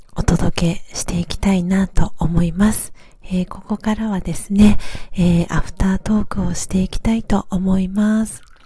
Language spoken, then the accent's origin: Japanese; Tokyo, Japan; now in Hiyoshi, Japan; 出身は東京で、あの、下町の、えっ、ー、と、荒川区というか、まあ、北区が生まれなんですけど